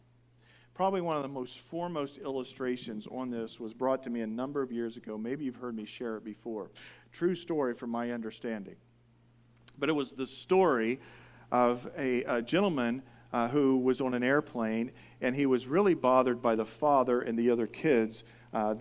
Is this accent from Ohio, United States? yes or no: no; Indiana, United States; now in California, United States; I'm from Indiana.